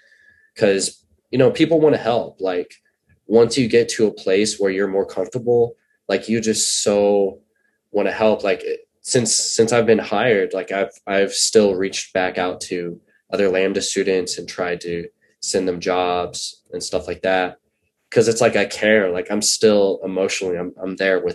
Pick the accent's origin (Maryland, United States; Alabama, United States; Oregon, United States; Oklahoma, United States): Oklahoma, United States; Oklahoma City; moved away; I'm from Oklahoma originally. I never lived in Tulsa. It was always Oklahoma City.